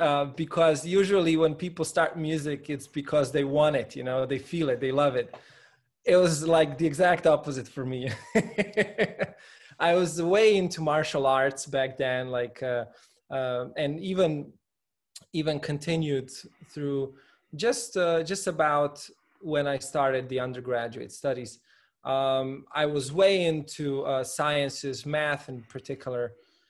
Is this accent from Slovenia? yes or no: yes; Slovenia; Well, I must say, Slovenia, in many respects, is a very comfortable place to live in. It's a small country, about a 2.5 to 3 hour drive across the sort of the longest diagonal.